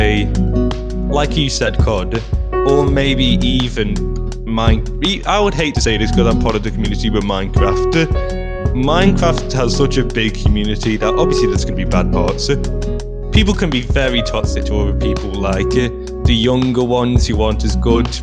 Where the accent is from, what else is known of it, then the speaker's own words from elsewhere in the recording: United Kingdom; we're British.